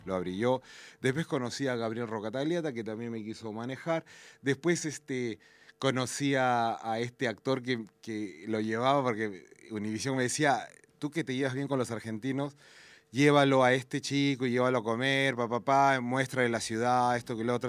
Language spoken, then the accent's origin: Spanish; La Libertad, Peru; De donde yo soy está la dama de Cao